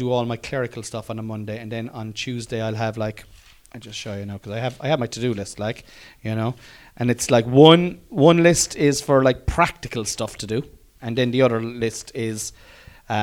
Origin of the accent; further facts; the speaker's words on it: Ireland; Irish people, and it's our luxury is just the way we are brought up